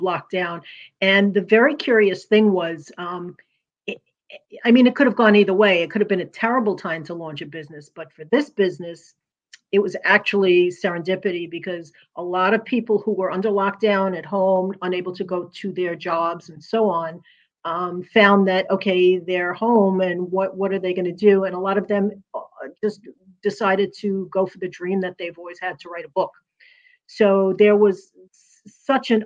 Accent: New York City, New York, United States; also born or lived in New Jersey / Pennsylvania / Alabama; now in Virginia Beach, United States; I'm originally from Brooklyn, New York, if you could tell

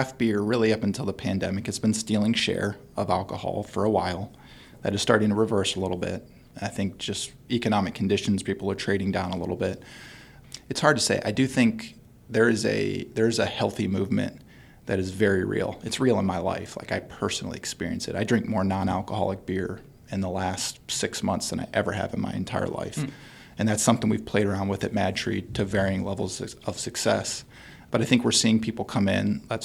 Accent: Northeast Ohio, United States; now in Cincinnati, United States; I'm from Northeast Ohio

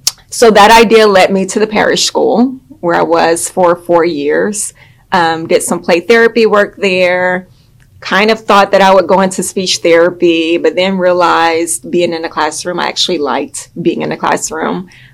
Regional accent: Houston, Texas, United States; I grew up in Houston, Texas, native Houstonian.

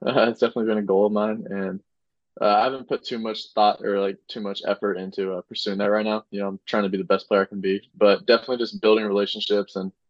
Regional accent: California, United States; moved away as an adult; now in Chattanooga, United States; I'm from California.

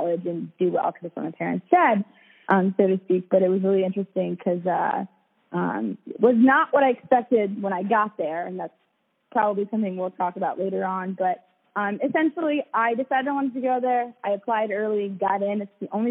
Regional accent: Arlington, Virginia, United States; also born or lived in Rabat, Morocco / Springfield, Virginia; I was born in Morocco, Rabat, Morocco, North Africa, for anybody who's geographically challenged. And I immigrated here when I was 7, moved to Arlington.

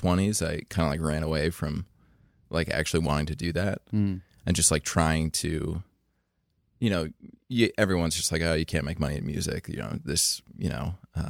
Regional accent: Fleetwood, Pennsylvania, United States; I grew up in Fleetwood, so it's like 7 minutes from Kutztown, Berks County.

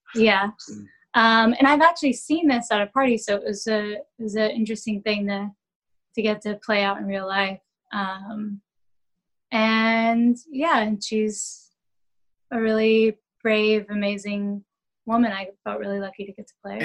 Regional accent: Dallas, Texas, United States; also born or lived in London, United Kingdom; now in New York City, United States; I'm Texan. I'm Southern

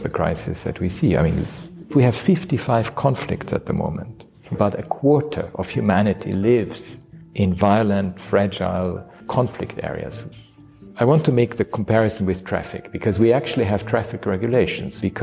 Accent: Austria; moved away; as I was growing up in Austria

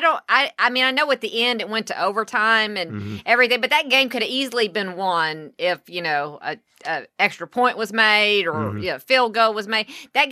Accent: Glenwood, United States; growing up in Glenwood.

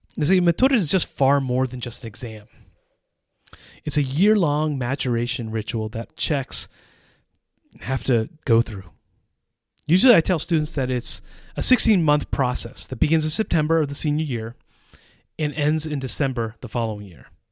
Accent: United States; moved away as an adult; also born or lived in Central Europe; now in Czech Republic

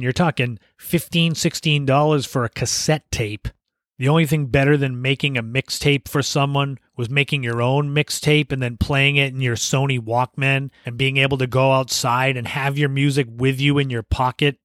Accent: Cape Cod, Massachusetts, United States; growing up on Cape Cod

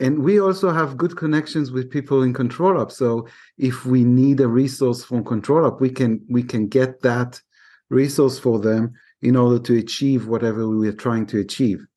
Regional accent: Israel; I'm from Israel

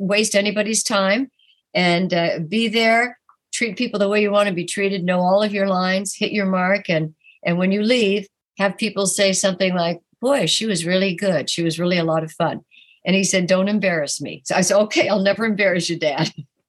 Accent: New York, United States; I love New York because I am a New Yorker

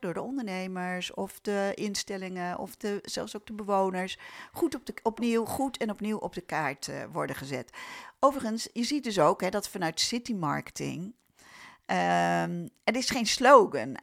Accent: Amersfoort, Utrecht, Netherlands; ik ben zelf geboren en getogen in Amersfoort

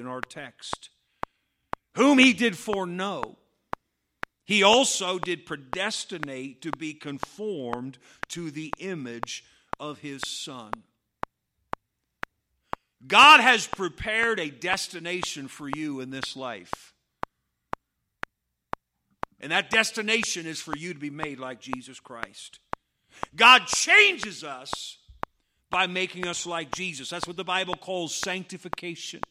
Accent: United States; I grew up on Route 311 over here in the Patterson Baptist Church.

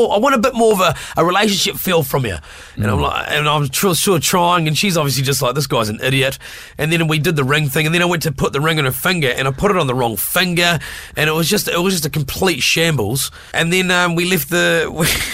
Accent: Invercargill, Southland, New Zealand; Invervegas. That's my neck of the woods as well

